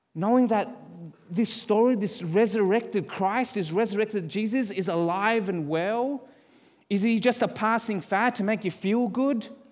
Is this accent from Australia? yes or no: yes; Australia; moved away as an adult; now in Calgary, Canada; Born and raised in Australia.